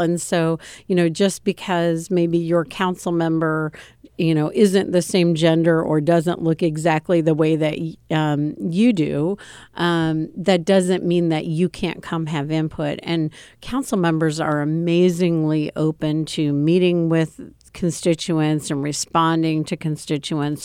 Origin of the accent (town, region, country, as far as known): Champaign, Illinois, United States; born or raised there; also born or lived in Newport News, Virginia / Urbana, Illinois